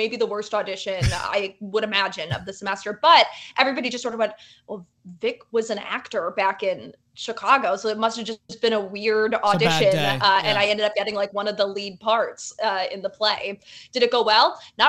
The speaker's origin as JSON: {"language": "English", "town": "Toronto", "region": "Ontario", "country": "Canada", "tie": "born or raised there", "also_born_or_lived": "New Jersey, United States / Illinois, United States", "said": "I was born in New Jersey, but I was raised. We moved around a ton, so I spent a bunch of time in sort of like northern Illinois, and then we moved up to Toronto, and that was sort of where I finished up high school."}